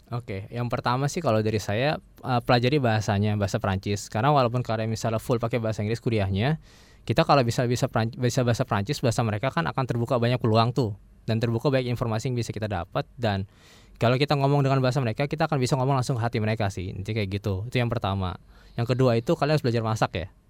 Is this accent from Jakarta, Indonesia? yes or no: yes; Jakarta, Indonesia; moved away as an adult; also born or lived in La Rochelle, France; saya lahir besar di Jakarta